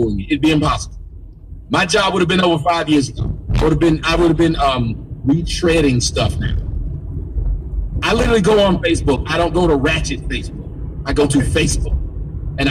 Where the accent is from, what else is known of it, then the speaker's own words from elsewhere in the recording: Atlanta, Georgia, United States; I'm from Atlanta